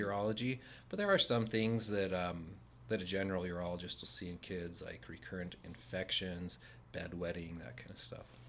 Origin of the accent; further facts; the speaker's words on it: Layton, Utah, United States; from this area, I grew up in Layton.